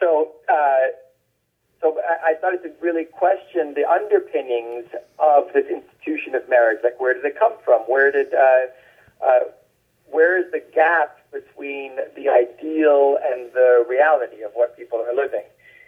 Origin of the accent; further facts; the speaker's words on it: Bangkok, Thailand; born there; And then I was born in Bangkok because of that.